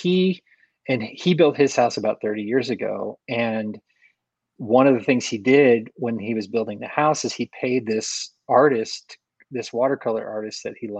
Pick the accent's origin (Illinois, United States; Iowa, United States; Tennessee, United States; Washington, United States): Iowa, United States; also born or lived in Chicago; now in Western North Carolina, United States; I grew up in Iowa.